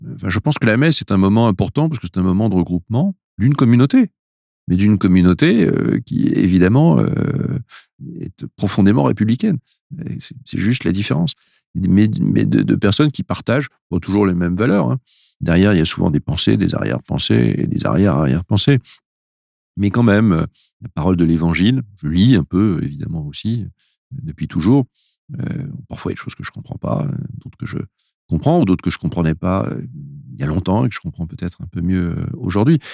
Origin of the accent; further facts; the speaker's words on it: France; on est des Français, on est issu d'une culture